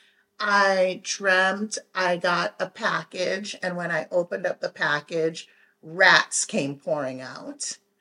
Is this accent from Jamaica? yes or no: yes; Jamaica; we're Jamaican, so it's tons of people and it's tons of food